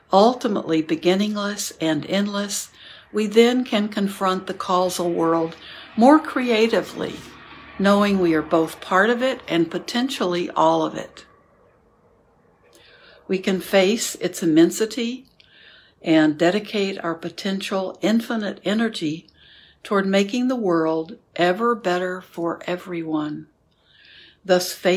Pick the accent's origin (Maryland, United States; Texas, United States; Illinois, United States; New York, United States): New York, United States; I am a New Yorker